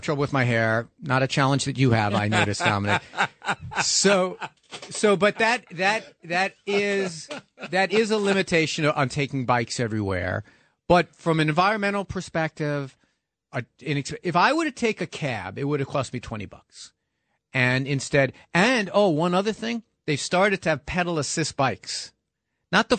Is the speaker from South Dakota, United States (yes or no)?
no; New York City, New York, United States; I grew up in New York City